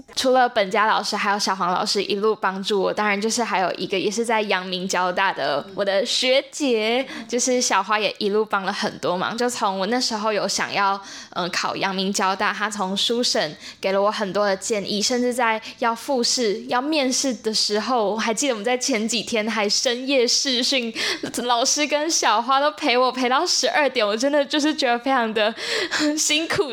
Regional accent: Zhushan, Nantou County, Taiwan; 我来自南投竹山， 然后我现在是高三

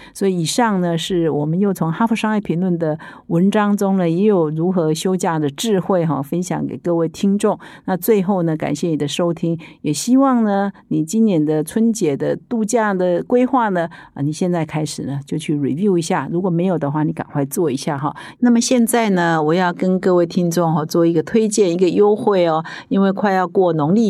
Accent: Taiwan; 也是我们台湾人

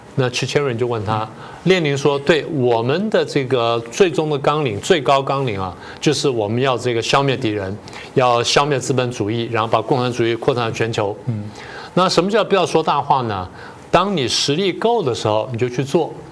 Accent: Taiwan; 这些好像是我们台湾人跟他讲的话

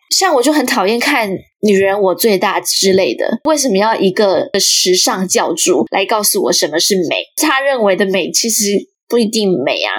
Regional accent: Chiayi, Chiayi City, Taiwan; 因为我是嘉义人，台湾嘉义

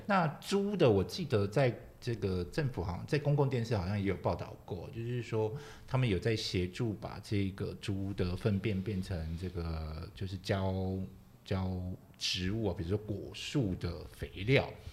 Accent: Kaohsiung, Taiwan; 本身是高雄人，我常讲，就是以前我们，以前我们小时候有住三合院啊

